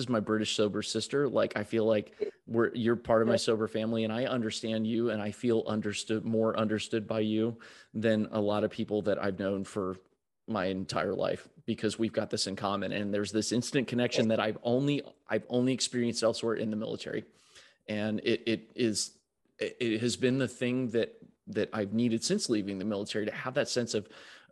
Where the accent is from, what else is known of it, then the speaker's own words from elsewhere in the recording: United States; as an American